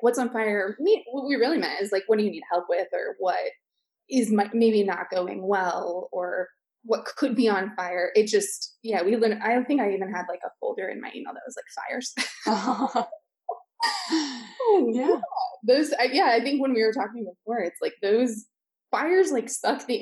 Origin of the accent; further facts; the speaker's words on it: Seattle, Washington, United States; moved away as an adult; now in Washington, D.C., United States; Originally, I'm from Seattle, but moved to DC, I think exactly 10 years ago